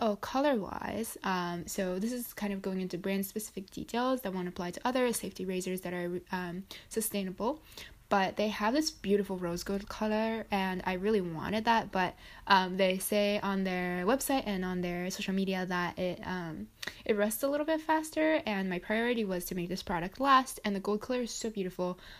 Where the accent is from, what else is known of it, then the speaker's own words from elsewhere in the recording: Japan; now in United States; my home country, which is Japan